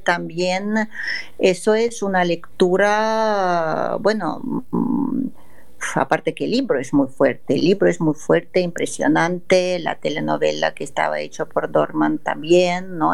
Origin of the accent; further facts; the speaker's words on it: Moscow, Russia; Spanish is a second language; now in Spain; yo soy de Moscú